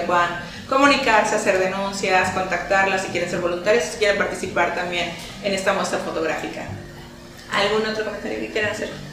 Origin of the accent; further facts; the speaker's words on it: Mexico; nuestra cultura como mexicanos